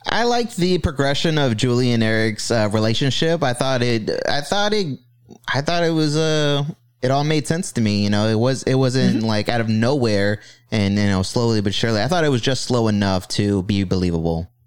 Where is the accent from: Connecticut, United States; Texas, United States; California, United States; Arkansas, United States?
Texas, United States; Austin; I was born in Austin, Texas in the year 1992